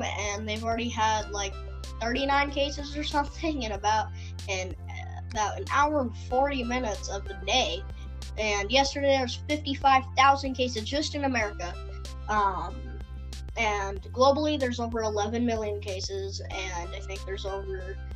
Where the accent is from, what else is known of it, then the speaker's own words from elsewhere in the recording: United States; I'm an American